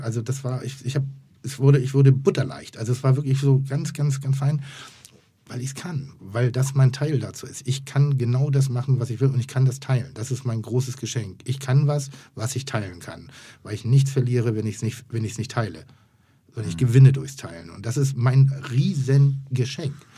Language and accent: German; Pinneberg, Schleswig-Holstein, Germany; Ich komme aus Schleswig-Holstein. Ich bin ein Bau, äh, Baumschulenjunge in Anführungszeichen